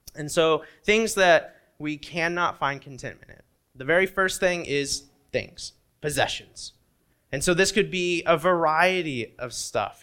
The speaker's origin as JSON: {"language": "English", "region": "Indiana", "country": "United States", "tie": "born or raised there", "moved": "yes", "said": "when I was growing up in Indiana"}